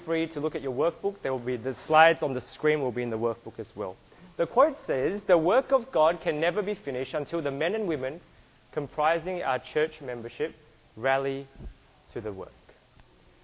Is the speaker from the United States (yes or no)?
no; Australia; I apologize in advance if you can't understand my accent. I'm from Australia